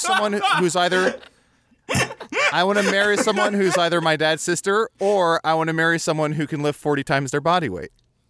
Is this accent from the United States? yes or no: no; Liverpool, North West England, United Kingdom; Well, I'm from Liverpool, and I know the song.